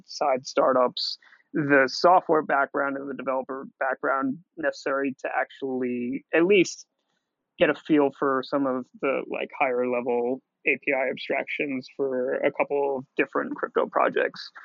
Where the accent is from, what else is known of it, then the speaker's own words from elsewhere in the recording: New Jersey, United States; I'm a Jew from New Jersey